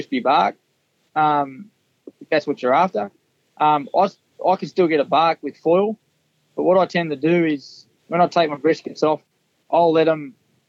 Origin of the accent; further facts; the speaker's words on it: Hunter Valley, New South Wales, Australia; also born or lived in Newcastle, New South Wales / Mudgee, New South Wales; I grew up in the Hunter Valley